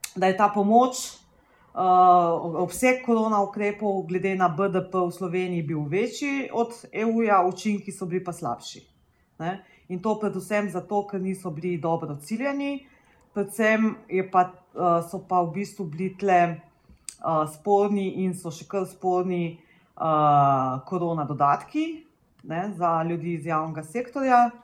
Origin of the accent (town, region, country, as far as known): Slovenia